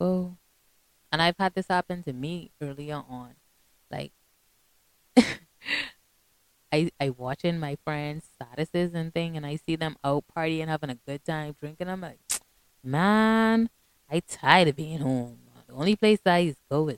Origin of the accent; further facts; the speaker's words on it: Bahamas; I'm from the Bahamas